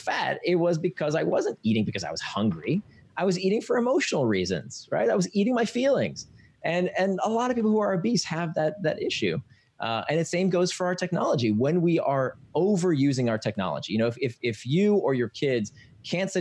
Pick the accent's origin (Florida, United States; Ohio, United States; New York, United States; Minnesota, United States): Florida, United States; I grew up in Florida, so we were always at the swimming pool